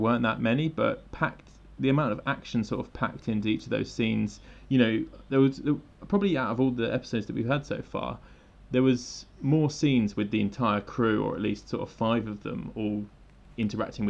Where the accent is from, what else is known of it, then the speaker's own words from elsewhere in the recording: England, United Kingdom; now in Tokyo, Japan; I'm an English guy that lives in Tokyo.